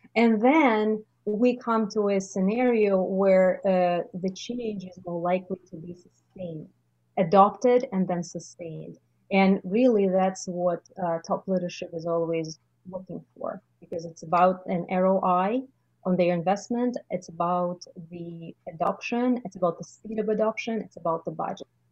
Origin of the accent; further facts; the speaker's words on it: Russia; moved away as an adult; now in Canada; the realities in Russia. I just realized that I don't need to let go of everything that I've accumulated in my home country